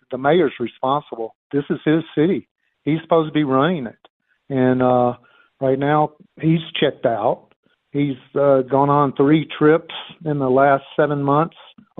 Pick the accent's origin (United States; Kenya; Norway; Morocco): United States; Mississippi; now in Denver, United States; I'm from Mississippi.